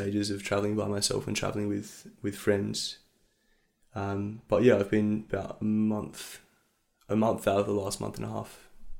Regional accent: Melbourne, Victoria, Australia; moved away; I grew up in Melbourne

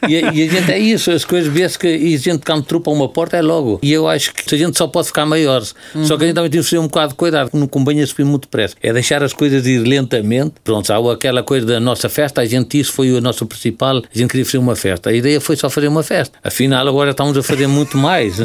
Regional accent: Mondorf-les-Bains, Luxembourg; praticamente sou de Mondorf, sou de Luxemburgo, além de ser de Valcambra aos meus pais

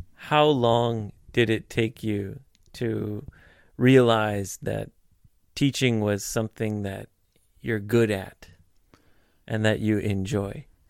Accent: Vancouver, British Columbia, Canada; moved away; I'm from British Columbia

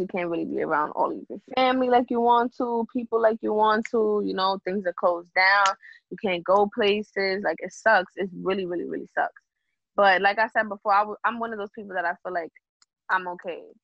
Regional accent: New York City, New York, United States; I'm from the Bronx, New York, and I actually I want to say I, I grew up in a small town. Like the Bronx

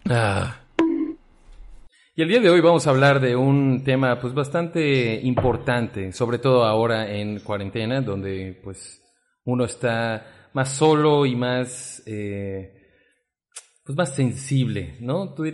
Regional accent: State of Mexico, Mexico; No, yo soy de aquí, de Chimahualcalco, este, la verdad es que no, no soy francés

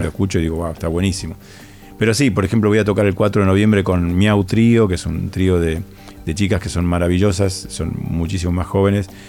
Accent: Rosario, Santa Fe, Argentina; yo vengo de Rosario

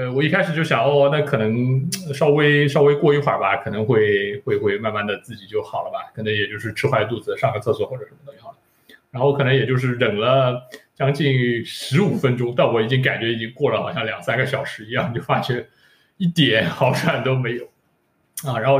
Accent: Shanghai, China; 上海人的 instinct 拯救了他，我是上海人的贪小便宜毁灭了我。

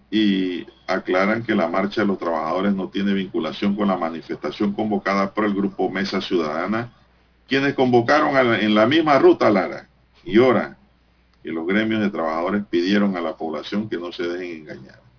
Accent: Panama; Porque al fin y al cabo somos panameños.

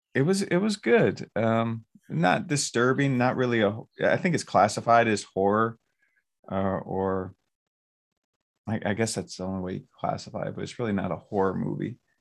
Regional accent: Romulus, Michigan, United States; also born or lived in Garden City; where I grew up in Romulus

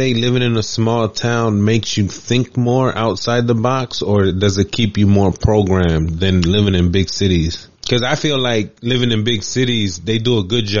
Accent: Alexandria, Virginia, United States; we grew up in Chirilawa, and it was pretty much like lower income, like community, predominantly Hispanic neighborhood.

